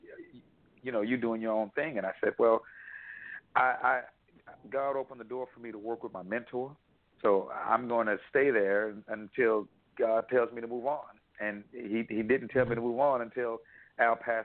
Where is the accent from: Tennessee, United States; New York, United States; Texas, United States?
Texas, United States; Houston; we're both from Houston, and we both graduated from the high school of performing the visual arts